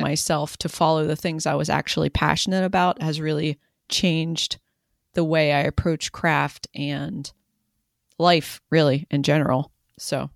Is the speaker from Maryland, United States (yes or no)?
yes; rural Western Maryland, United States; I grew up in rural Western Maryland